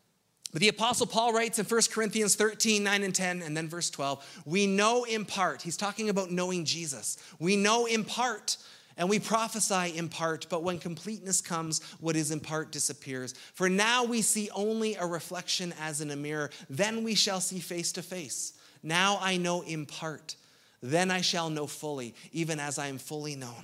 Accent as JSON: {"language": "English", "region": "Ontario", "country": "Canada", "said": "as a Canadian"}